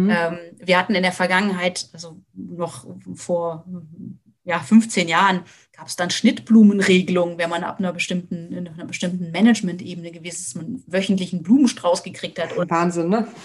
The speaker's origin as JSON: {"language": "German", "region": "Lower Saxony", "country": "Germany", "said": "Ich komme, wie gesagt, aus der Lüneburger Heide und hab, bin auf eigentlich das Auto angewiesen."}